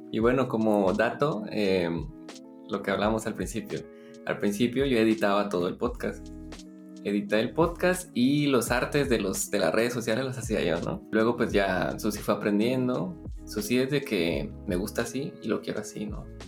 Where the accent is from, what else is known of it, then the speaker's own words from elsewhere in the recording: Guatemala; Soy de Guatemala, estudié arquitectura